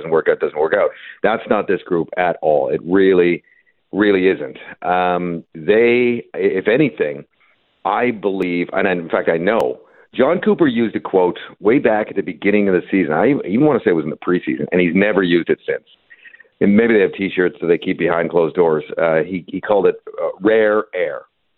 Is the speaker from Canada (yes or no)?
yes; Vancouver, British Columbia, Canada; Well, I'm from Vancouver.